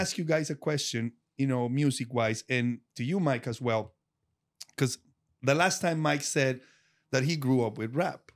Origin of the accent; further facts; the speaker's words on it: Colombia; English is a second language; moved away; the city where I'm from is very rock driven